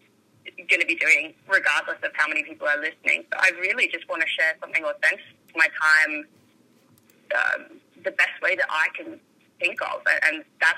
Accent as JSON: {"language": "English", "town": "Dubbo", "region": "New South Wales", "country": "Australia", "tie": "born or raised there", "also_born_or_lived": "Orange, New South Wales", "said": "I grew up in the country. I grew up in Dubbo."}